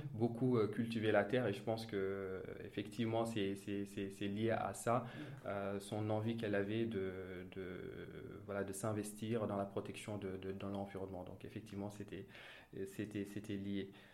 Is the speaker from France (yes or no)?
no; Thiès, Senegal; je suis né à Thiès, j'ai grandi à Thiès, plus précisément dans un quartier populaire qui s'appelle Cité Lamy.